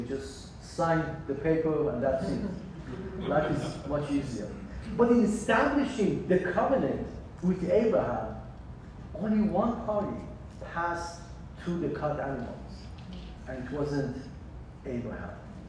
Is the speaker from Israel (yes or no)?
yes; Israel; born there; moved away; also born or lived in Iran / San Diego, United States; as I was born in Israel, lived in Iran, and in age of 16, ended up in San Diego. So by age of 16, I have already lived in three different countries.